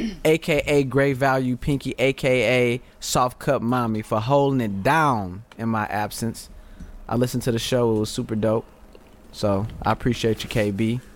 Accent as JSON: {"language": "English", "region": "Texas", "country": "United States", "said": "I'm from Texas, ninja. It get hectic."}